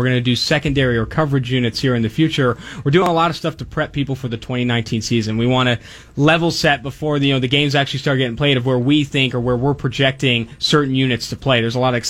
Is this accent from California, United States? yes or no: yes; Oakland, California, United States; also born or lived in San Diego; born and raised in Oakland, so I had season tickets with my dad for about 8 years before going to San Diego State for college.